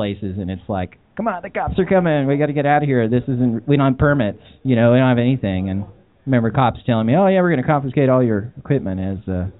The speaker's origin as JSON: {"language": "English", "town": "Tampa", "region": "Florida", "country": "United States", "tie": "born or raised there", "also_born_or_lived": "Philadelphia, Pennsylvania", "said": "No, I grew up in Florida. I was born outside of Philly, but I didn't really live there."}